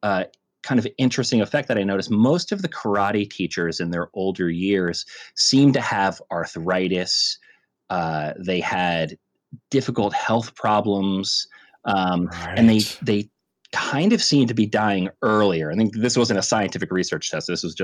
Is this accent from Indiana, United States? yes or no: no; New Jersey, United States; But I grew up in New Jersey and started taking karate in the early 80s